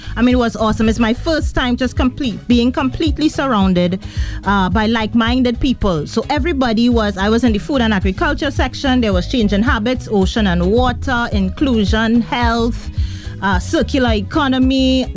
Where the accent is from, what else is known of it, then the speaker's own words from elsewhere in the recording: Trinidad & Tobago; where are you from? And I'd say Trinidad and Tobago.